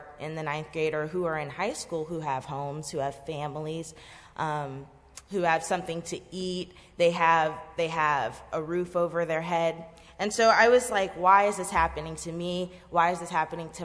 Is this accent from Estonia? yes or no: no; Florida, United States; both my parents were born and raised in Haiti, and they came here in the 90s, and they had my siblings and I here in Florida.